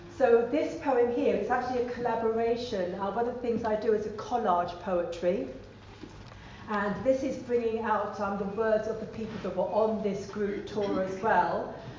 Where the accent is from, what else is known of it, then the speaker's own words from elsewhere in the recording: London, United Kingdom; I was born in London. Both my parents are Guyanese.